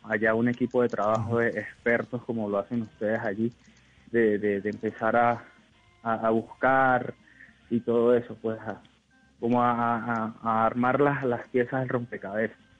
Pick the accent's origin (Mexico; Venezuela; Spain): Venezuela; moved away as an adult; now in Cali, Colombia; realmente no soy de aquí, yo soy de Venezuela, pero ya ahora en diciembre cumplo tres años aquí en Colombia